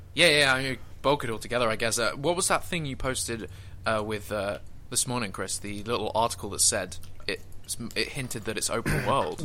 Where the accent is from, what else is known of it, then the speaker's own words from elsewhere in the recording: United Kingdom; I'm British